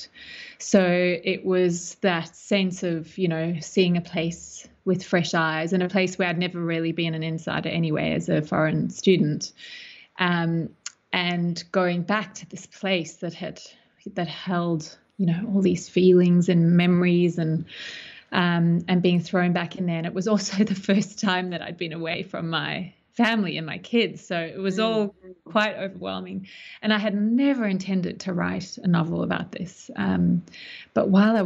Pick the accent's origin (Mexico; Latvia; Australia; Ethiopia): Australia; also born or lived in South Africa / Melbourne, Australia / United States; now in Sydney, Australia; So I grew up between South Africa and Australia, and ended up at high school here in Sydney